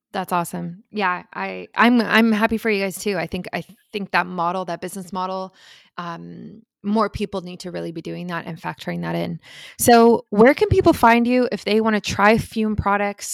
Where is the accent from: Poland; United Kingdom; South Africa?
South Africa; moved away; I'm originally from South Africa